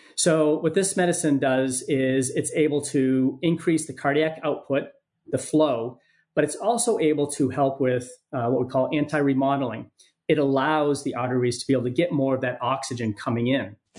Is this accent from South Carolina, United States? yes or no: no; Maine, United States; moved away; also born or lived in San Diego; my home state of Maine